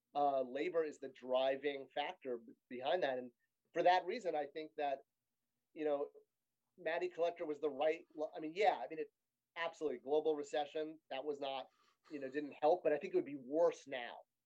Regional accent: Connecticut, United States; I grew up in Connecticut

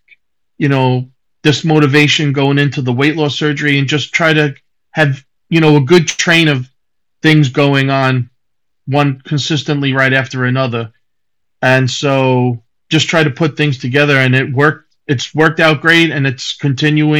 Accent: Long Island, New York, United States; moved away as an adult; now in South Carolina, United States; I'm originally from Long Island.

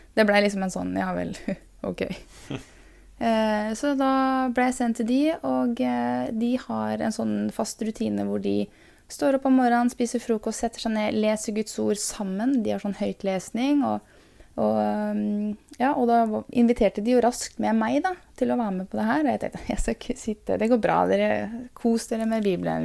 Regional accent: Porsgrunn, Telemark, Norway; also born or lived in Skien / Bamble; jeg er født i Porsgrunn. Og eh, hadde mine første år i Skien. Eh, men jeg vokste opp i Porsgrunn, gikk på barneskole der.

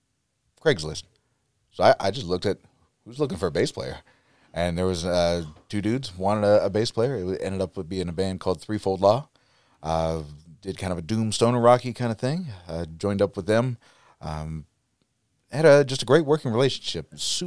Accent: Youngstown, Ohio, United States; moved away as an adult; Yeah, so I grew up in Youngstown, and then by the time I turned 18, school kind of took me everywhere.

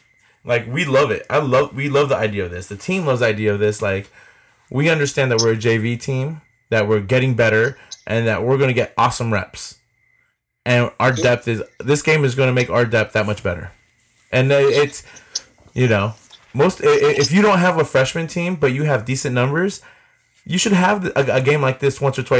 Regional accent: Morgan Hill, California, United States; born or raised there; moved away

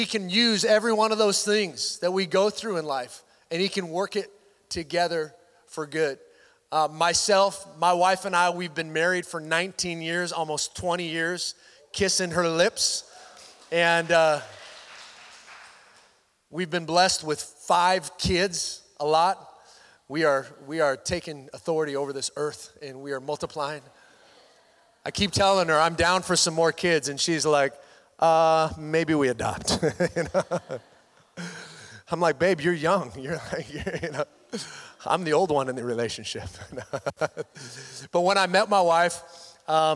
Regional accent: Washington, United States; moved away; I grew up in Washington State.

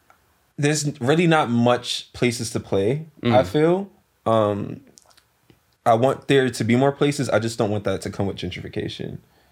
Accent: New York, United States; Okay, I live in that section now. {S1} Yeah, yeah. {S0} I'm from East though, like Soundview section.

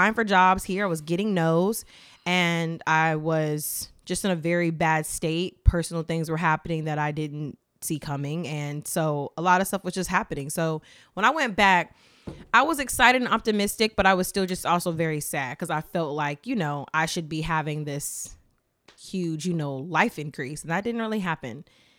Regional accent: the South, United States; My mom, we're from the South. She's from Sumter, South Carolina.

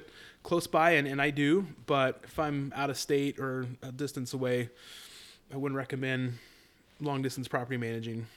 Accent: Colorado, United States; moved away as an adult; now in Idaho, United States; I'm a boy that born and raised in Colorado

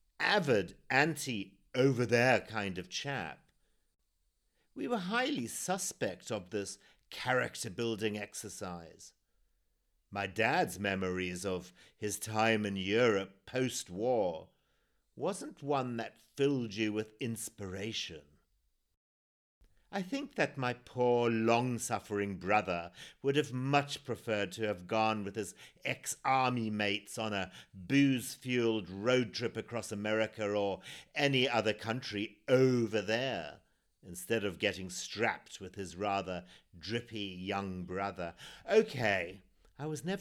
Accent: Zimbabwe; born or raised there

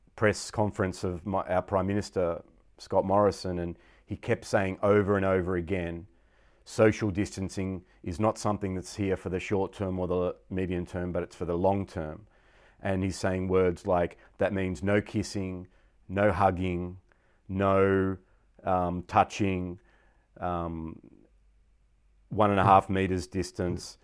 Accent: Victoria, Australia; I was Australian. Not that I'm nationalist at all, but in the sense of my identity, I was born in Australia.

